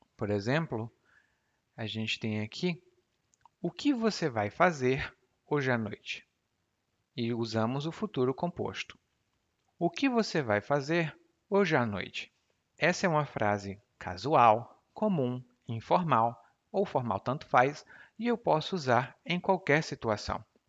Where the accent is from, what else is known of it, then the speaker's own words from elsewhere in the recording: Brazil; first language Portuguese; eu não sinto como brasileiro falante nativo de português